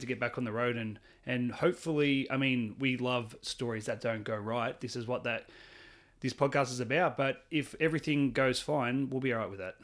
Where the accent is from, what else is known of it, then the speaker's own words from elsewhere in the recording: Australia; I'm Australian